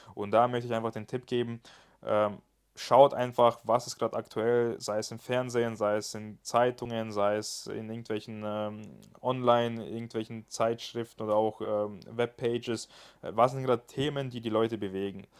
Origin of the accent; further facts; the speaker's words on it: Germany; bei uns in Deutschland